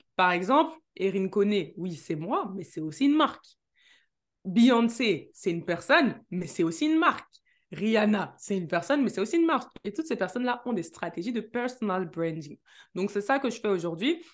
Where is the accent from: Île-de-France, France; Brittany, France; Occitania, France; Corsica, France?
Île-de-France, France; Neuilly-sur-Seine; je suis née à Neuilly-sur-Seine